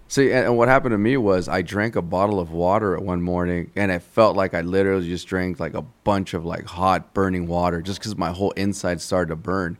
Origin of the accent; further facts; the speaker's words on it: Santa Ana, California, United States; I grew up in Santa Ana, California